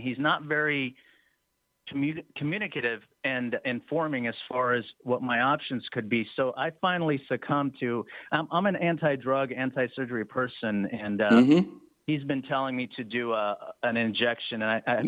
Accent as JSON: {"language": "English", "town": "Los Angeles", "region": "California", "country": "United States", "tie": "born or raised there", "also_born_or_lived": "Russia", "said": "I immigrated from Russia as a child. I was 7 years old, but I'm 49 now. So I've been living in the LA area"}